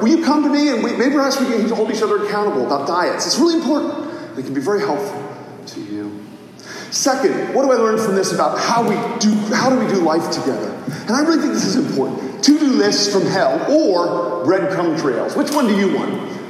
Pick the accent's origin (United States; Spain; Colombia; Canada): United States; Mississippi; because when I was a child, growing up in Mississippi, he described how they would work in the fields during the day